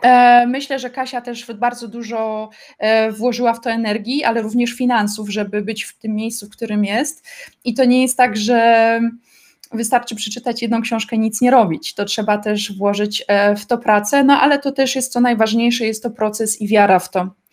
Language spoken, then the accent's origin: Polish; Zabrze, Silesian Voivodeship, Poland; now in Germany; jestem z mojej miejscowości, jestem z Zabrza na Śląsku i mieszkam teraz w Niemczech